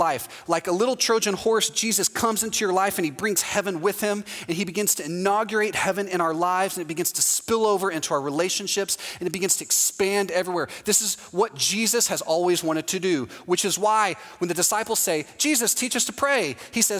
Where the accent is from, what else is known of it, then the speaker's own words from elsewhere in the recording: Houston, Texas, United States; now in Orlando, United States; Houston, my hometown, is the same way